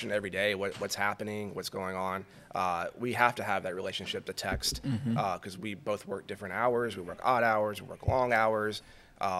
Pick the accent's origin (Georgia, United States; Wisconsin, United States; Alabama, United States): Alabama, United States; moved away as an adult; also born or lived in Louisiana / Baton Rouge / the Carolinas / Auburn, Alabama; Growing up in Alabama and then working and living in Louisiana for so long